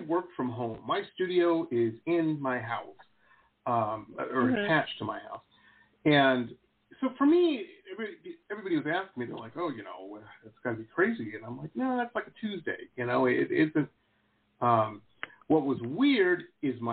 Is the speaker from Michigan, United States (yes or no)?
yes; Detroit, Michigan, United States; now in South Florida, United States; I grew up in Detroit